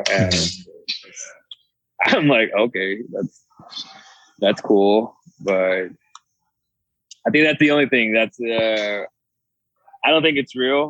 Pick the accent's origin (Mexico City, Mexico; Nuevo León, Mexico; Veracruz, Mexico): Nuevo León, Mexico; Monterrey; And we're from Monterrey, which is, like, a city. It's like Dallas, right? It's a big city.